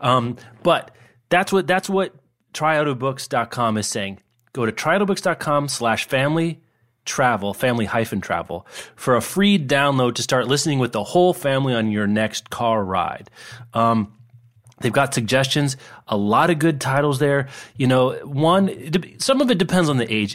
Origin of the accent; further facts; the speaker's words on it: Lawrence, Kansas, United States; I grew up in Kansas